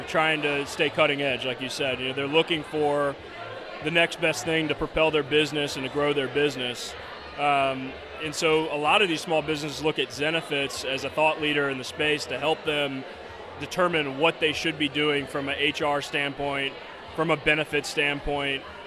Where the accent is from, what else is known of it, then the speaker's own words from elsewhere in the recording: Memphis, Tennessee, United States; also born or lived in Chicago, Illinois; now in San Francisco, United States; Born and raised in Memphis, Tennessee